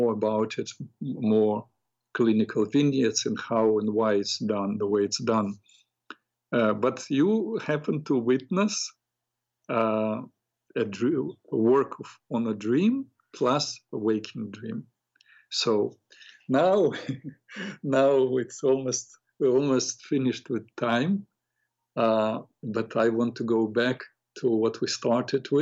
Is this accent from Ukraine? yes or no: yes; Odesa, Odesa Oblast, Ukraine; moved away; I grew up in Odessa, Ukraine